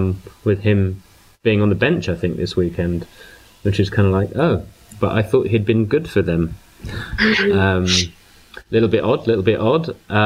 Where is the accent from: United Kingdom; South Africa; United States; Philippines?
United Kingdom; Glasgow, Scotland; all my favourite things are basically Celtic because I grew up in Glasgow. I'm a Celtic fan.